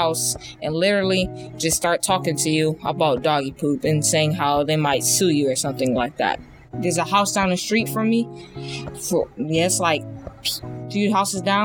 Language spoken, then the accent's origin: English; Cleveland, Ohio, United States; now in South Euclid, United States; I was born in Cleveland, but now I live in South Euclid